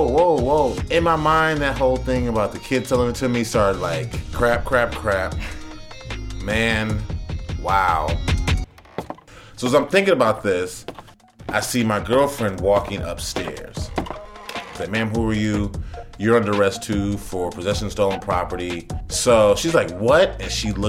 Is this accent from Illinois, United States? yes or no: yes; Chicago, Illinois, United States; now in New York City, United States; I'm not from New York. I'm from Chicago